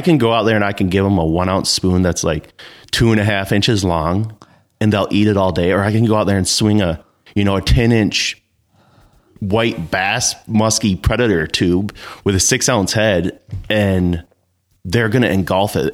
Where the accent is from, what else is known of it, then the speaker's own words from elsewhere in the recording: Northern Michigan, United States; I was born and raised here in Northern Michigan